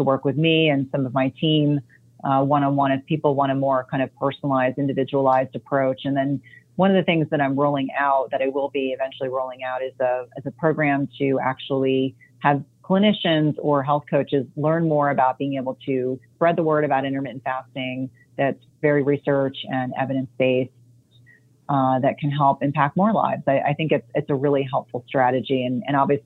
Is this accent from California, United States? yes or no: no; New Jersey, United States; moved away; I grew up in New Jersey